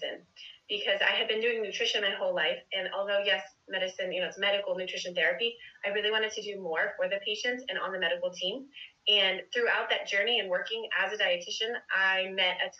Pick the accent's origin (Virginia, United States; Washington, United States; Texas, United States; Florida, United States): Florida, United States; South; I grew up in South Florida, and I stayed in South Florida for college, so I went to FIU in Miami